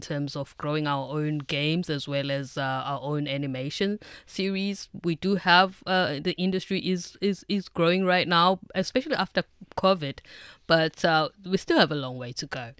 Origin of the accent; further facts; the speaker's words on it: South Africa; moved away; me as a South African